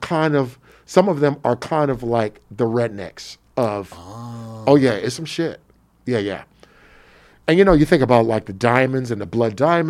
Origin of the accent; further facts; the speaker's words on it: United States; accent: American; my American accent.